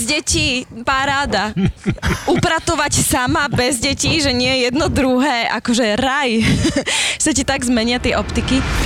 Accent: Prešov, Prešov Region, Slovakia; moved away as an adult; now in Bratislava, Slovakia; Áno, obidva sme z Prešova. Ja som tu ostala po škole

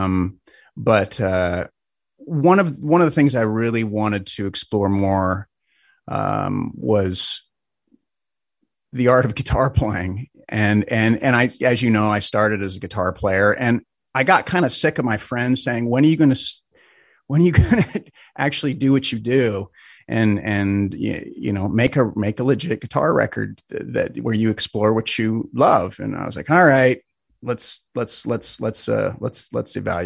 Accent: Spokane, Washington, United States; my hometown here in Spokane

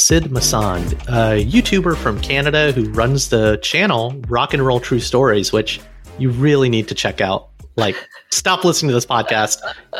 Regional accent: Alabama, United States; I didn't grow up around a lot of Indian kids. I grew up in Alabama, right?

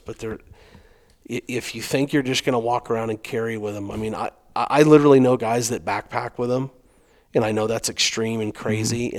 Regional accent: Arizona, United States; I'm from Arizona. I've been hunting coos deer a long time

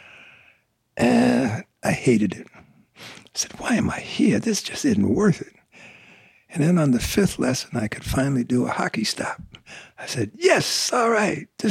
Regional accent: New York City, New York, United States; moved away as an adult; also born or lived in Los Angeles; I'm from New York City.

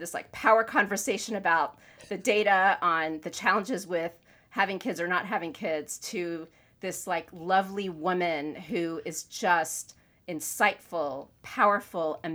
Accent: Florida, United States; moved away; also born or lived in Northeast US; I grew up in Florida. Then I moved to the Northeast

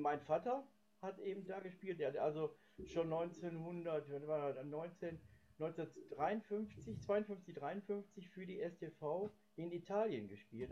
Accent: Gelsenkirchen, North Rhine-Westphalia, Germany; Gelsenkirchenhorst. Das ist auch mein Geburtsort

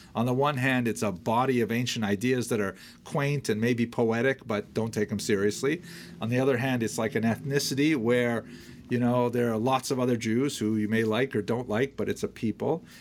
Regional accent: Iroquois Falls, Ontario, Canada; When I was first growing up in Iroquois Falls

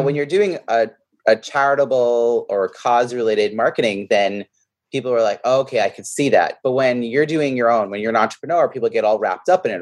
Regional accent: New York, United States; now in Boston, United States; I grew up in New York

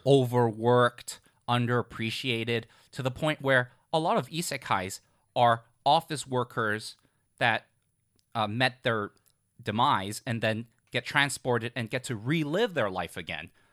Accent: Hong Kong; when I was growing up in Hong Kong, I also went to tutoring right after school

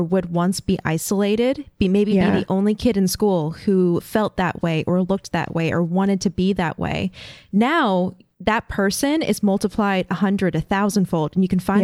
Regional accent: Florida, United States; moved away; I grew up in Florida

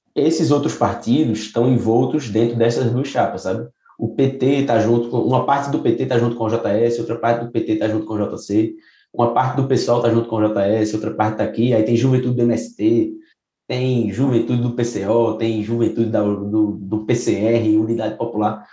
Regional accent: Recife, Pernambuco, Brazil; sou de, de Recife, Pernambuco.

